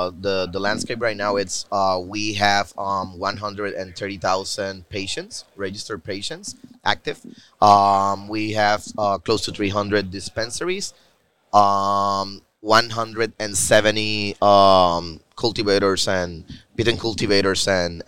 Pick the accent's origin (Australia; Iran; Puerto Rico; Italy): Puerto Rico; I'm the CEO at Strain. And I'm also from Puerto Rico.